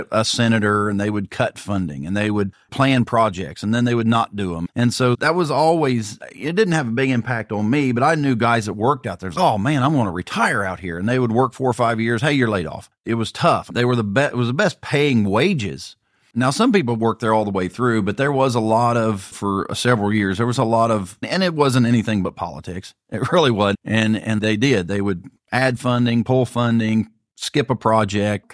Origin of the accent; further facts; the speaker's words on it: Pike County, Ohio, United States; I was born and raised in Pike County